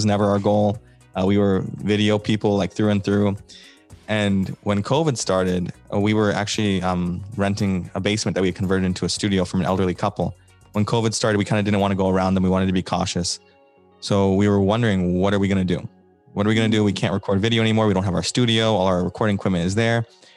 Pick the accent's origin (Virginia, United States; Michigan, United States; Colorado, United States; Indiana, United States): Virginia, United States; I'm from Virginia